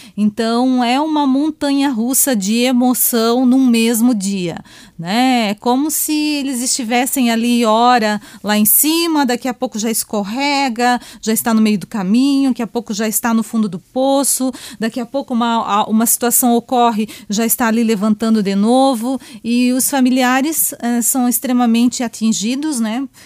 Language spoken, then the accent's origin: Portuguese; Joinville, Santa Catarina, Brazil; Eu sou aqui da terrinha mesmo, né? Sou joinvilense, né? É? Meus pais são daqui. Então a gente foi criada aqui nessa região